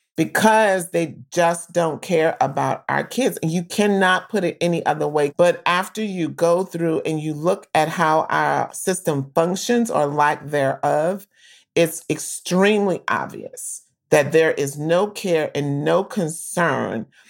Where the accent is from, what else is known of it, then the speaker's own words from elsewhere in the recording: New Orleans, Louisiana, United States; growing up in New Orleans